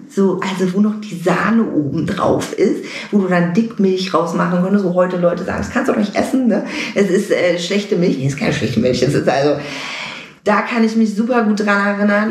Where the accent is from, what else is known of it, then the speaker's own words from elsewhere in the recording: Münster, North Rhine-Westphalia, Germany; moved away as an adult; now in Los Angeles, United States; ich bin wirklich in Münster groß geworden, aufgewachsen, zur Schule gegangen, komplett Münsteranerin